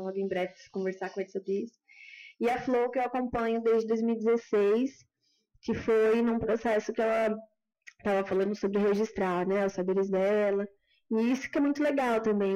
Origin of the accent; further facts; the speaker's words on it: Brazil; accent: caipira; caipirês mesmo, eu sou caipira com muita dura.